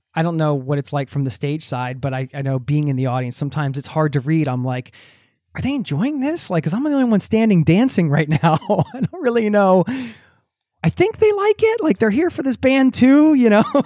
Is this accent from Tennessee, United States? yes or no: no; Bucks County, Pennsylvania, United States; moved away as an adult; now in Norway; I grew up in Bucks County